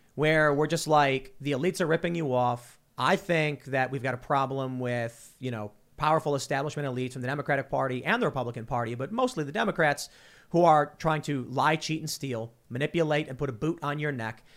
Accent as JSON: {"language": "English", "town": "Chicago", "region": "Illinois", "country": "United States", "tie": "born or raised there", "moved": "yes", "said": "I'm actually from Chicago"}